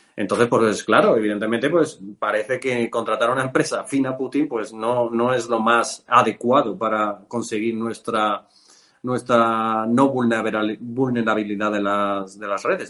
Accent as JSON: {"language": "Spanish", "area": "a village in Cuenca", "region": "Castilla-La Mancha", "country": "Spain", "moved": "yes", "said": "me vine a mi pueblo, yo soy de un pueblo de Cuenca"}